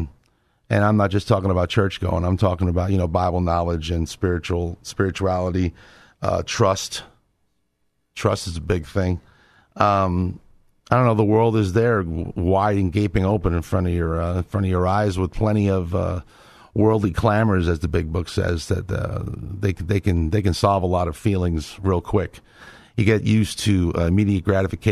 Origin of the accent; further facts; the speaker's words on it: New York, United States; now in Texas, United States; I'm a New Yorker